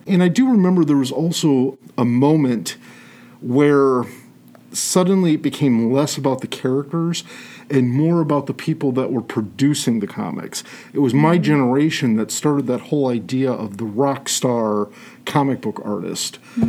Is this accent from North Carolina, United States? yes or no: no; Toledo, Ohio, United States; Toledo? Yeah, okay. Born and bred.